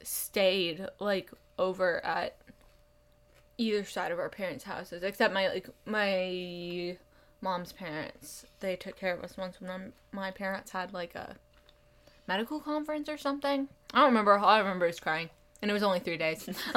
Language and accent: English; United Kingdom; British. I'm British.